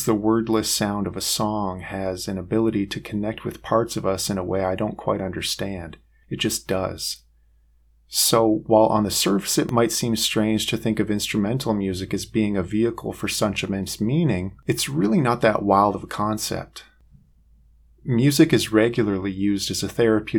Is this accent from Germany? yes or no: no; Western Canada, Canada; I grew up in Western Canada